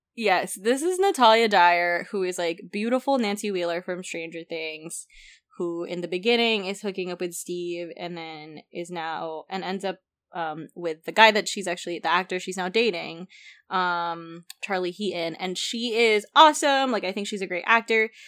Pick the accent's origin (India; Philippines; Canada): Philippines; I grew up in the Philippines